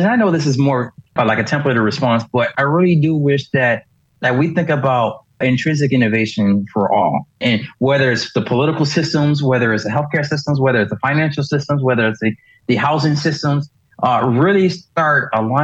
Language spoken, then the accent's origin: English; Miami, Florida, United States; I grew up in Miami